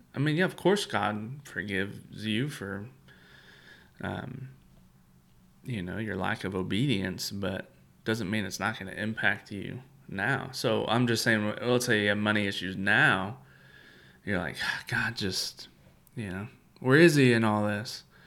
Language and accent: English; United States; as an American